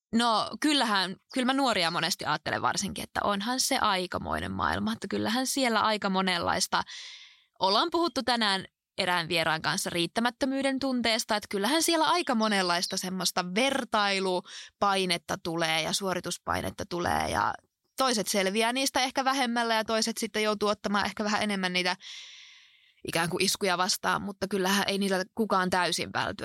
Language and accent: Finnish; Alajärvi, South Ostrobothnia, Finland; moved away; also born or lived in Oulu; mä oon kotoisin tuolta Etelä-Pohjanmaalta, Alajärveltä ja siellä on ollut kaikin puolin ihmisen hyvä kasvaa